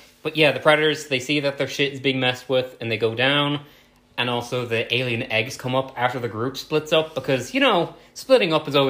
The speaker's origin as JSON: {"language": "English", "country": "Ireland", "said": "we're both Irish."}